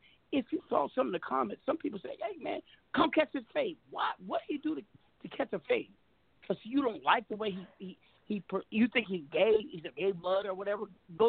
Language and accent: English; Seattle, Washington, United States; I'm West Coast, I'm from Seattle